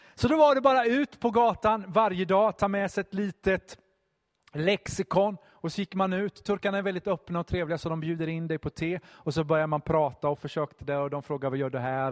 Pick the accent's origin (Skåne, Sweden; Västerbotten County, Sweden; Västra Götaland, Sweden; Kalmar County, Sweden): Kalmar County, Sweden; Vimmerby; moved away as an adult; also born or lived in Stockholm; Jag är uppvuxen i Vimmerby.